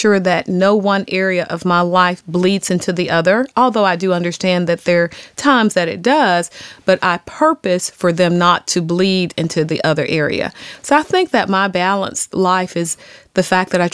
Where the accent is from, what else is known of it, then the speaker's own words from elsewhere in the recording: Jackson, Mississippi, United States; moved away as an adult; also born or lived in Dartmouth (New Hampshire); I'm actually from Jackson, Mississippi.